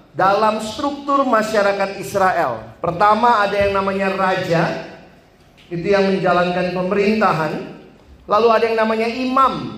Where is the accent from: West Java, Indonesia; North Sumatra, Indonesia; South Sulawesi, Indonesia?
South Sulawesi, Indonesia; Makassar; also born or lived in Ambon / Manado; now in Jakarta, Indonesia; saya lahir besar di Makassar.